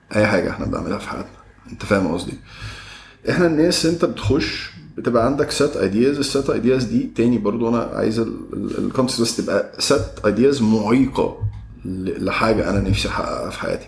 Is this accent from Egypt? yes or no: yes; Egypt; عندنا في مصر إن إحنا اتربينا في بيوت